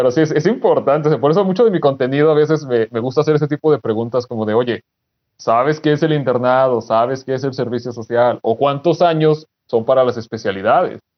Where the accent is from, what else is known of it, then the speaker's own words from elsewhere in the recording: Durango, Mexico; mi familia, de parte de mi papá, somos de Durango.